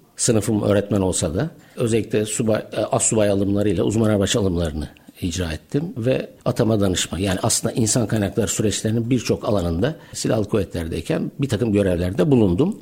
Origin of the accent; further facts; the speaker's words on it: Adana, Turkey; moved away as an adult; also born or lived in Ankara; bin dokuz yüz yetmiş dört Adana, güzel Adana'da dünyaya geldim.